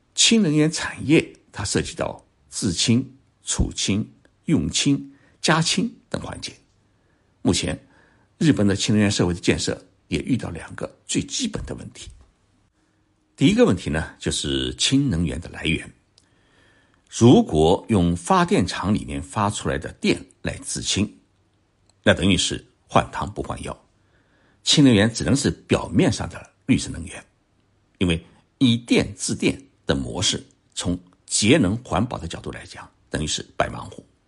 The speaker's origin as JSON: {"language": "Chinese", "town": "Zhoushan", "region": "Zhejiang", "country": "China", "tie": "born or raised there", "moved": "yes", "said": "我的家乡舟山市的一个渔山岛"}